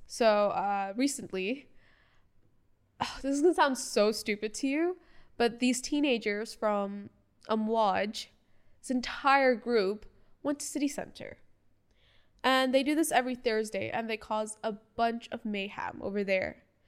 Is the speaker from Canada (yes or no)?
no; Bahrain; first language English; My first language was English. but born and raised in Bahrain